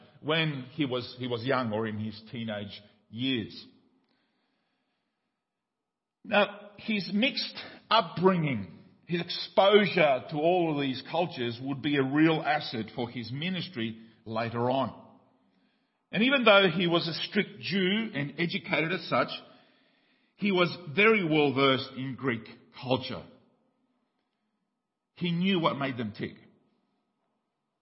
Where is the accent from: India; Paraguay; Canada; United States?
Paraguay; moved away; when I grew up in Paraguay